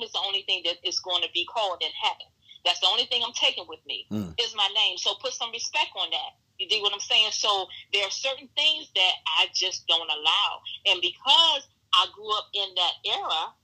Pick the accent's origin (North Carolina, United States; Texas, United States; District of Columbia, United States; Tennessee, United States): District of Columbia, United States; Washington; I grew up in Northeast Washington with drug infested area.